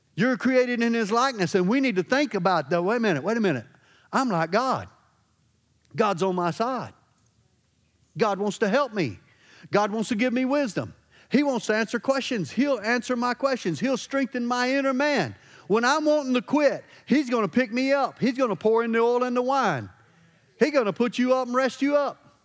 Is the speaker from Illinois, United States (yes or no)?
no; Louisiana, United States; I'm from Louisiana.